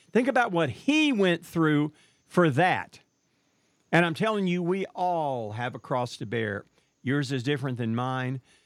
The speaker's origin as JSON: {"language": "English", "town": "Marshall", "region": "Texas", "country": "United States", "tie": "born or raised there", "said": "my hometown of Marshall, Texas"}